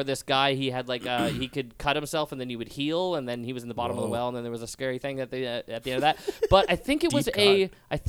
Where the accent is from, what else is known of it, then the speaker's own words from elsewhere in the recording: British Columbia, Canada; I'm from BC